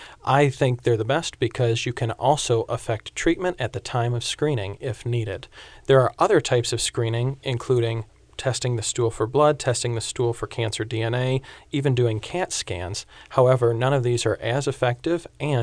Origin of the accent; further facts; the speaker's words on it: Michigan, United States; moved away; I'm from Michigan, so I moved south for the weather